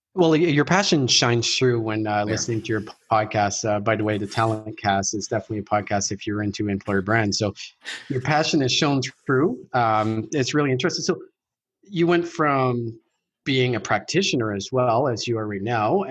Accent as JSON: {"language": "English", "country": "Canada", "said": "I'm French Canadian"}